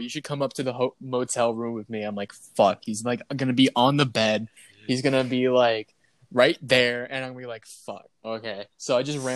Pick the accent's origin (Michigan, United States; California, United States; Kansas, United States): Michigan, United States; I'm from Michigan